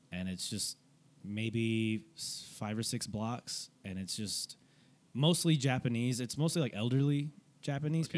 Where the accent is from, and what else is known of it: Fort Worth, Texas, United States; born or raised there